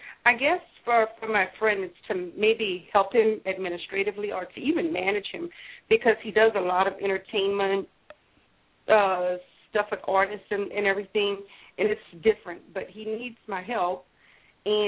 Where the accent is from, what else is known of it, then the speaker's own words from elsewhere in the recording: Louisiana, United States; I'm from Louisiana.